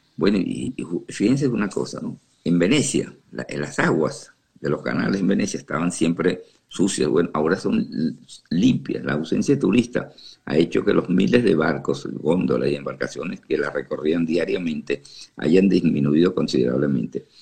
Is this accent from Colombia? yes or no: no; Venezuela; now in Houston, United States; yo soy venezolano y y me duele porque tengo familiares allá todavía